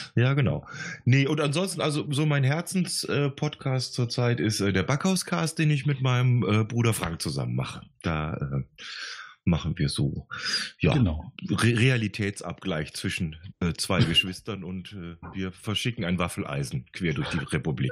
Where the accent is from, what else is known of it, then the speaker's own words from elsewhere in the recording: Gummersbach, North Rhine-Westphalia, Germany; moved away as an adult; now in Bavaria, Germany; ich komme ja gebürtig aus dem Oberbergischen, ich komme aus Ach, Gummersbach